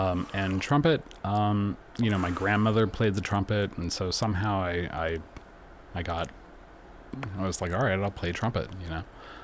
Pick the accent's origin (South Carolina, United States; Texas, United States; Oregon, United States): Texas, United States; Austin; moved away as an adult; now in New York City, United States; I am originally from Austin, Texas, right outside of Austin by the lake.